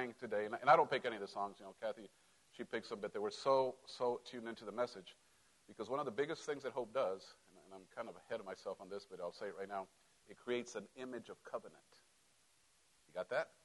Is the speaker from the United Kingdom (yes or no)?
no; Mexico; moved away; I grew up in Mexico